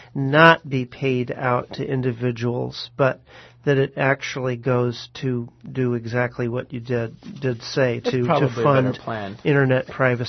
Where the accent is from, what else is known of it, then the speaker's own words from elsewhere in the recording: New York, United States; I grew up in New York